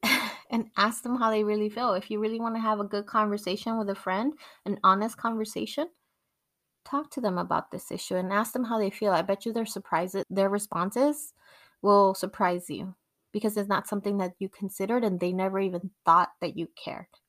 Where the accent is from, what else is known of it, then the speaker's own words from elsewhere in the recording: Mexico; first language Spanish; English is a second language; now in United States; Even though I was born in Mexico and I went to school in Mexico, I learned how to read and write in Spanish before I ever learned English